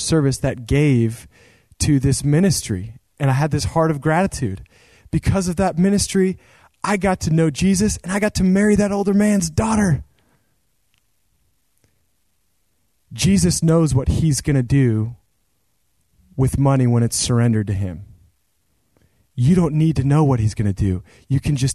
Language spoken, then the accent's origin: English; Central Oregon, United States; there was this ministry where I grew up in Central Oregon.